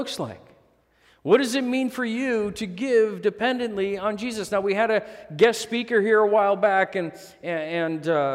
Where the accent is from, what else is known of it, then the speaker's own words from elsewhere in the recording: Manitoba, Canada; we grew up in Manitoba housing, low-income housing. When we first moved to Canada, we were on social assistance for the first while